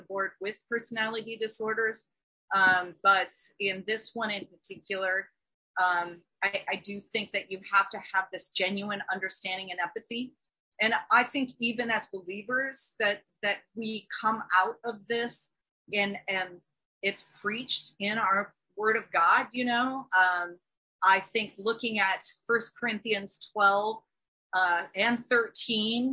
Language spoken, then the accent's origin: English; Minnesota, United States; me being a Minnesotan